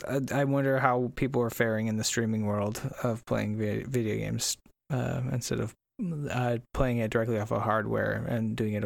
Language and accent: English; Brooklyn, New York, United States; Whatever. I'm from Brooklyn.